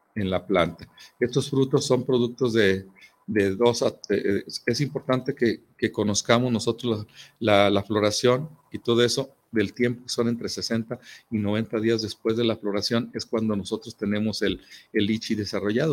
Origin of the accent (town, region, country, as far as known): Mexico